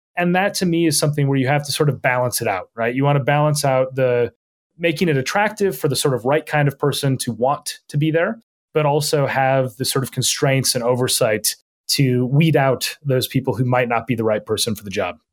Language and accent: English; Minnesota, United States; moved away as an adult; now in London, United Kingdom; I grew up in, in Minnesota